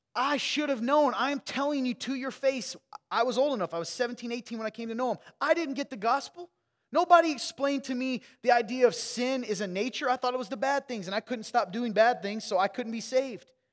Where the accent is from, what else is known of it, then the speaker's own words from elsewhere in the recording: Midwest, United States; I grew up in the Midwest with you